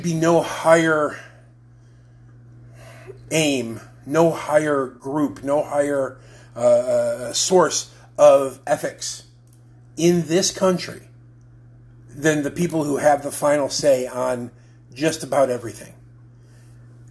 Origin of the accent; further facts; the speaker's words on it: United States; I'm an American